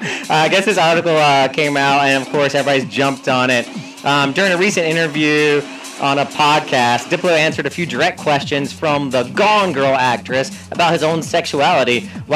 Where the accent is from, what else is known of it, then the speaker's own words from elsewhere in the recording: Philippines; Why does everyone think I'm Taiwanese? I'm Filipino, bro.